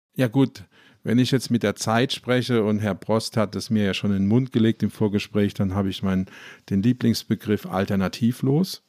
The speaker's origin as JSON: {"language": "German", "town": "Ludwigshafen", "region": "Rhineland-Palatinate", "country": "Germany", "said": "ich komme zum Beispiel aus Ludwigshafen, das ist die Stadt der BSF"}